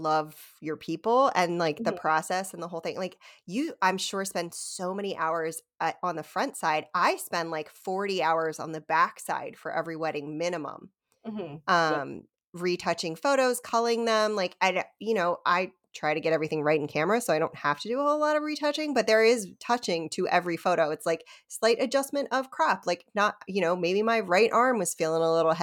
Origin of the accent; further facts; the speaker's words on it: Havre de Grace, Maryland, United States; I grew up in Havity Grace, Maryland